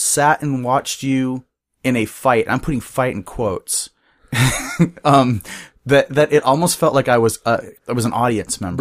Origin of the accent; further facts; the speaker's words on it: Bellingham, Washington, United States; also born or lived in Seattle; I was born and raised in Bellingham.